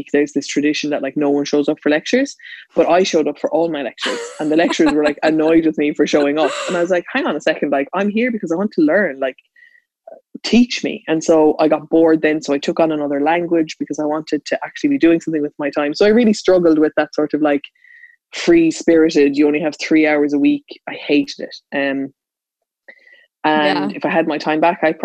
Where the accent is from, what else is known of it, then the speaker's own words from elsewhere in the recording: Ireland; I was in a schooling system, as every Irish student listening to this is